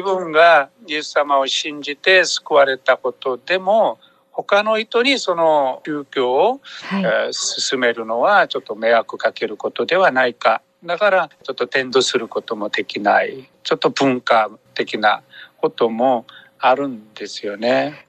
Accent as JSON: {"language": "Japanese", "country": "South Korea", "second_language": "Japanese", "moved": "as an adult", "lives_now": "Japan", "said": "私韓国人宣教師"}